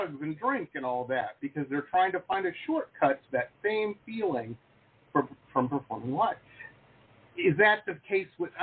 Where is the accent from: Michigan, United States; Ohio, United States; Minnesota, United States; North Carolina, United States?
Michigan, United States; Detroit; I grew up in Detroit, so of course, you know, Motown